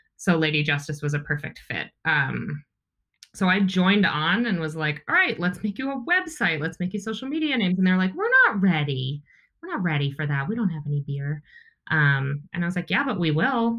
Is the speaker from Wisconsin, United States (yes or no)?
yes; outside of Milwaukee, Wisconsin, United States; I grew up in outside of Milwaukee, Wisconsin